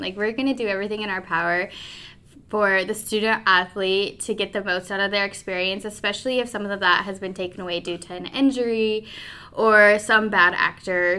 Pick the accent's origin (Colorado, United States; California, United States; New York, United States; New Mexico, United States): Colorado, United States; Pueblo; moved away as an adult; also born or lived in Omaha, Nebraska; I grew up in Pueblo, Colorado